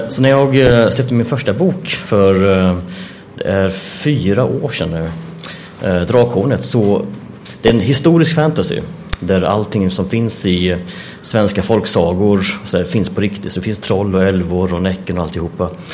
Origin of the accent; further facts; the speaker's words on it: Jönköping, Jönköping County, Sweden; jag är uppvuxen i Jönköping